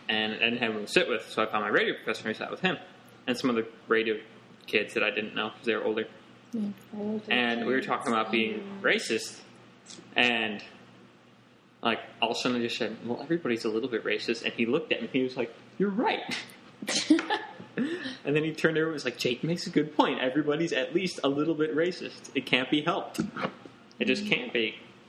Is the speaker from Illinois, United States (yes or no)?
yes; Chicago, Illinois, United States; I'm not from Minnesota. I'm from here.